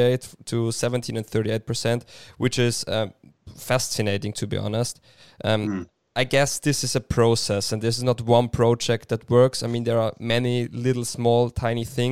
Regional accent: Austria; I'm from Austria.

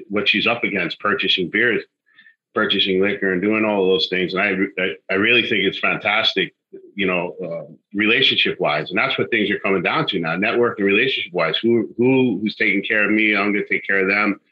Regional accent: New York City, New York, United States; I'm from the city, right? I'm from Queens.

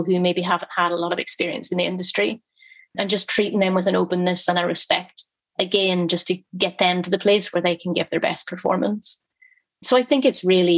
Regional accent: Belfast, Northern Ireland, United Kingdom; I grew up in a very working class family in Belfast

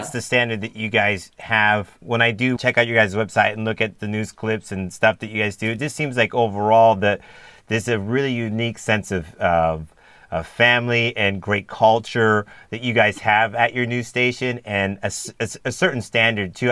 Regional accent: San Diego, California, United States; I'm from San Diego as well. I grew up in San Diego

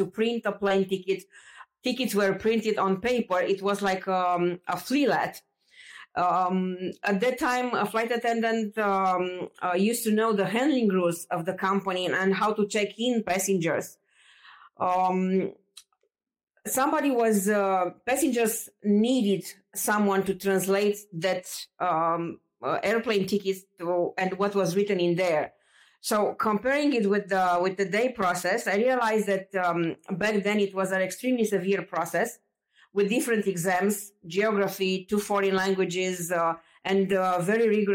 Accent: Romania; now in Bucharest, Romania; I grew up in Romania. I was born 1 hour far away from Bucharest, but I moved in Bucharest after I turned 18 years old.

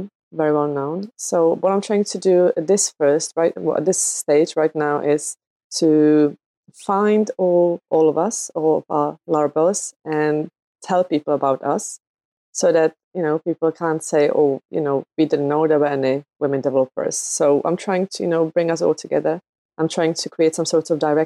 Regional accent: Czechia; now in United Kingdom; I live in the UK. I'm originally from the Czech Republic

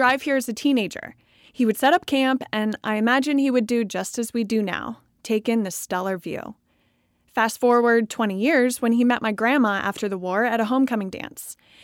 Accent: Sullivan, Maine, United States; my hometown doesn't have any big music venues

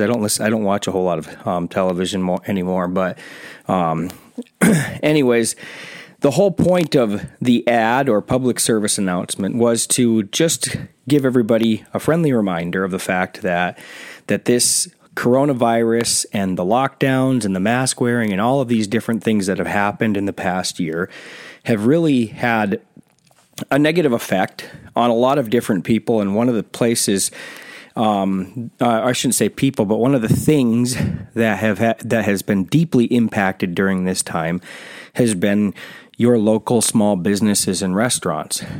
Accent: South Carolina, United States; I'm from South Carolina

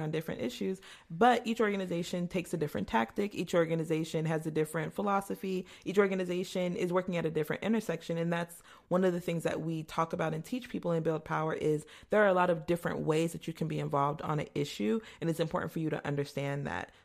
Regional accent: Mesa, Arizona, United States; I grew up in a historically segregated area of Mesa, Arizona

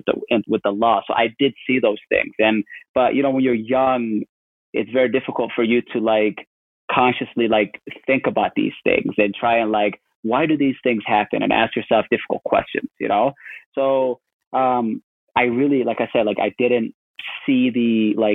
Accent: St. Catharines, Ontario, Canada; born or raised there; moved away as an adult; also born or lived in Kenya / Madison, Wisconsin, United States; now in Portland, United States

